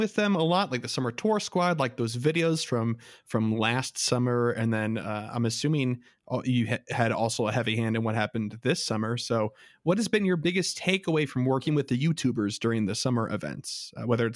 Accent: Chicago, Illinois, United States; we're from Chicago

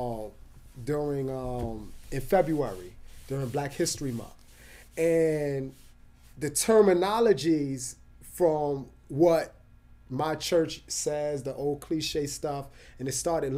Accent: New York City, New York, United States; I'm from the Boogie Down Bronx

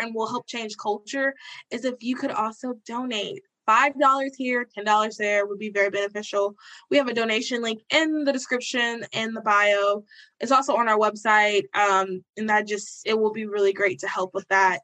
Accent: the South, United States; I'm from the South

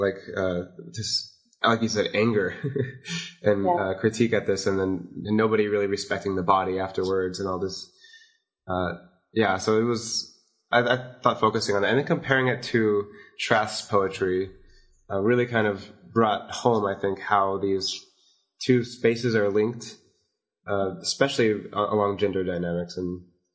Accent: Las Vegas, Nevada, United States; I grew up in Las Vegas

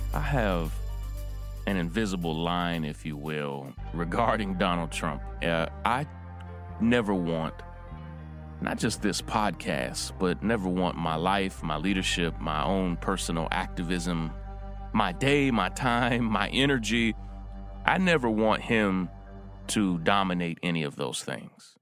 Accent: Versailles, Kentucky, United States; my hometown where I grew up in Versailles, Kentucky

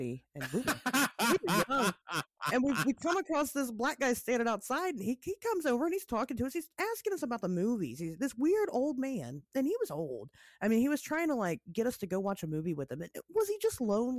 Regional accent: Springfield, Ohio, United States; my original mall that I grew up in was in Springfield, Ohio

